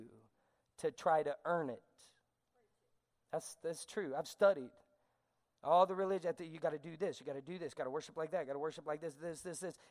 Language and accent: English; the South, United States; I'm a Southerner, but I'm going to talk fast like a Yankee